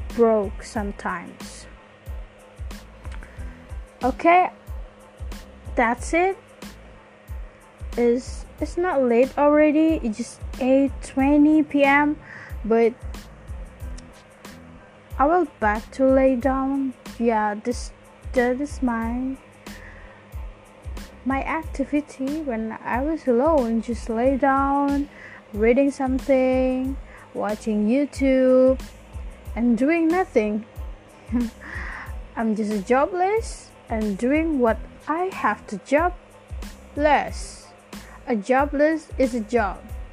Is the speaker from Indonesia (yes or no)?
yes; Java, Indonesia; accent: Javanese; English is a second language